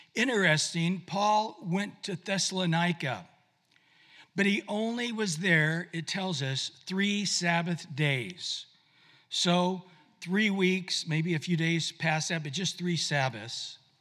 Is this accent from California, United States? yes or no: yes; Visalia, California, United States; moved away; I just was in my hometown in Visalia where I grew up.